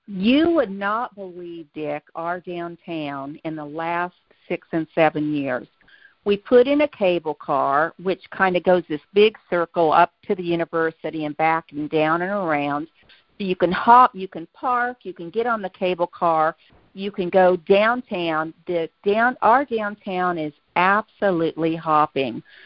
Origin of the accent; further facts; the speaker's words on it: Kansas, United States; moved away as an adult; now in Tucson, United States; I'm a native from Kansas